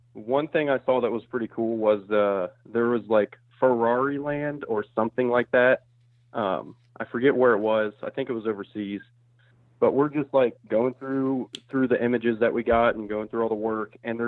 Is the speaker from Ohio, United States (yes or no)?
yes; Springfield, Ohio, United States; now in Dayton, United States; Yeah, I am from Springfield, Ohio, which is between Dayton, Ohio and Columbus. It's kind of in the southwestern-ish corner. And then I moved to Dayton, Ohio when I picked up my most recent job.